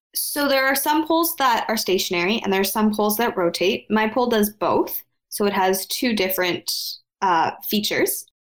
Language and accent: English; outside of Toronto, Ontario, Canada; also born or lived in Ottawa; I was raised outside of Toronto